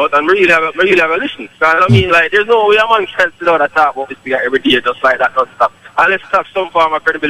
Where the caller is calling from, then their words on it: Poughkeepsie, New York, United States; Yeah, Poughkeepsie.